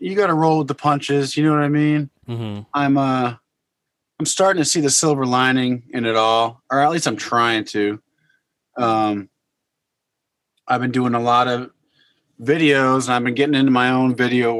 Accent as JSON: {"language": "English", "region": "Connecticut", "country": "United States", "tie": "born or raised there", "also_born_or_lived": "New York / Boston", "said": "I grew up in Connecticut and spent time in New York and Boston"}